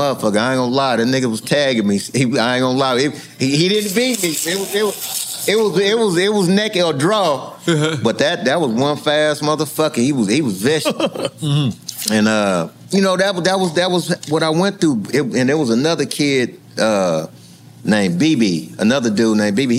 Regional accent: Long Beach, California, United States; also born or lived in Compton, California; it's a Crip city. I was born in that motherfucker

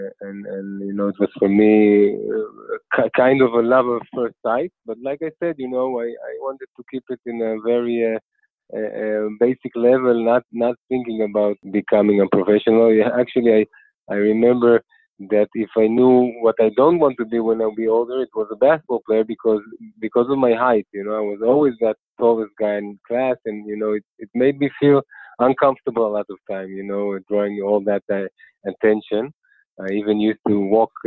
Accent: Ramat Efal, Tel Aviv District, Israel; accent: Israeli; also born or lived in Queens, New York; I'm from Ramat Efal. It's a neighborhood outside of Tel Aviv, close to Tel Aviv. Most of my life I grew up in Ramat Efal, in that small neighborhood

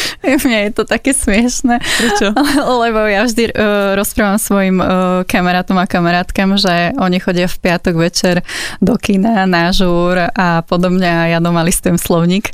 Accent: Záhorie, Slovakia; accent: Záhorie accent; je to zahorácky prízvuk, lebo ja pochádzam zo Zahoria

